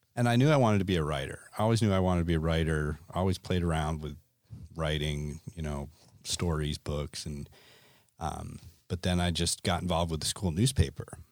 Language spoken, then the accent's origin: English; Connecticut, United States; moved away as an adult; also born or lived in Gunnison, Colorado; I grew up in Connecticut